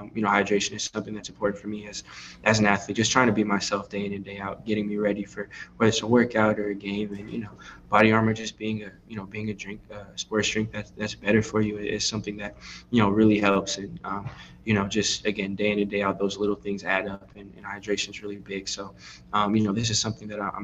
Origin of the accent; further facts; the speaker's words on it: Pasadena, California, United States; I'm from the LA area, so I always grew up like hearing your voice on radio